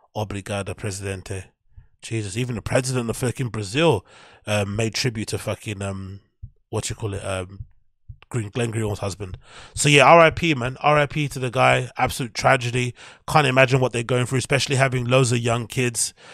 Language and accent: English; London, United Kingdom; I'm a Londoner